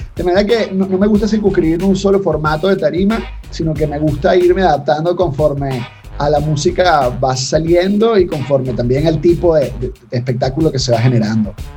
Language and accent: Spanish; Venezuela; los venezolanos tenemos